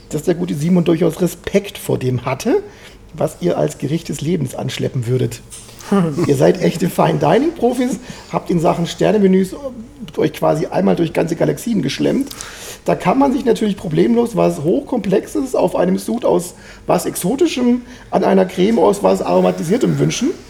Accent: Swabia, Baden-Württemberg, Germany; obwohl ich ja gebürtiger Schwabe bin

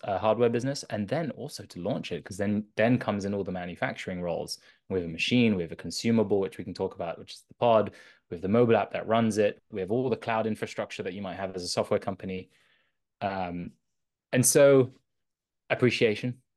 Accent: London, United Kingdom; also born or lived in south of France; I grew up in London.

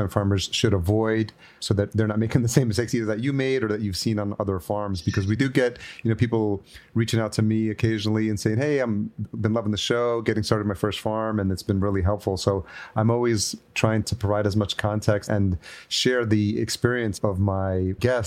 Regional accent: New York, United States; I grew up in New York as well, so I'm very familiar with the Northeast

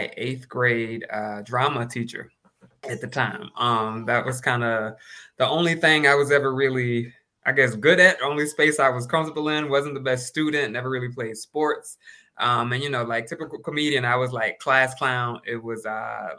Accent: Florida, United States; moved away as an adult; also born or lived in New York; I grew up down in Florida

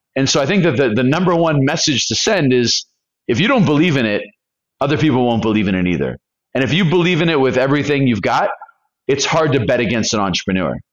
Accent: California, United States; moved away as an adult; also born or lived in Colombia; I'm from California.

